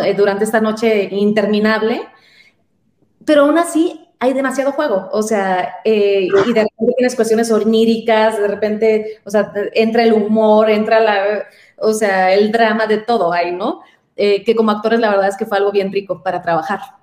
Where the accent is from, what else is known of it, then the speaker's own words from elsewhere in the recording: San Luis Río Colorado, Sonora, Mexico; now in Mexico City, Mexico; Soy de Sonora y eh, justo de, una ciudad pequeña de frontera, San Luis Río Colorado, Sonora